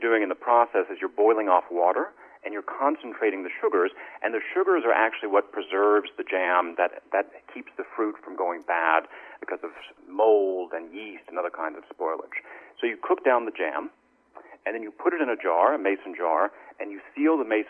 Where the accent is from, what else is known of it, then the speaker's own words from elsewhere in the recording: the South, United States; I grew up in the South. My grandparents were farmers in East Tennessee